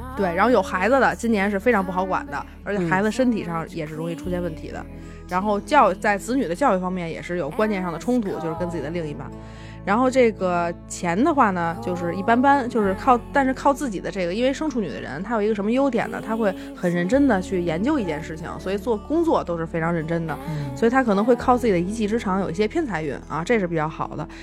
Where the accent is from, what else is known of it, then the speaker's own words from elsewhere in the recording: China; 我们中国人